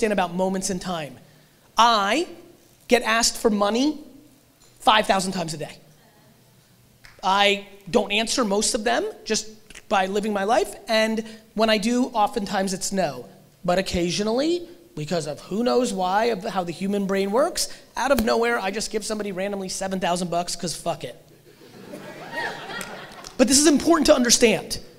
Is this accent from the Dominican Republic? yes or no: no; Russia; I was born in Russia